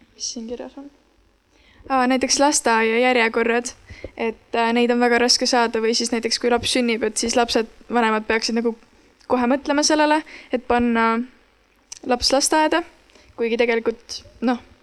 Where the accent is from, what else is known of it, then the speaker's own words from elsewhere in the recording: Hiiumaa, Hiiu County, Estonia; ma ise olen Hiiumaalt